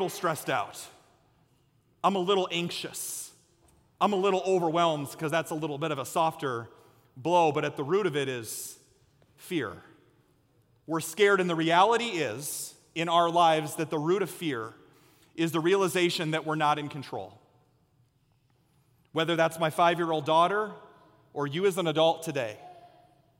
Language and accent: English; Story City, Iowa, United States; where I grew up in Story City in Ames, Iowa